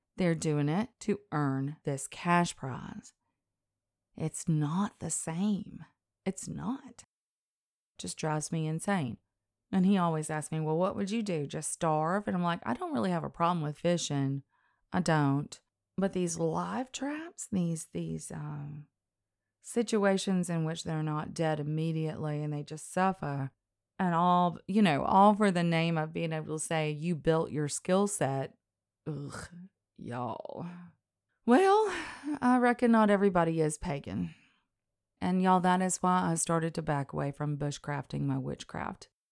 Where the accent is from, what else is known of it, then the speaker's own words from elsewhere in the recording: the South, United States; I was raised in the South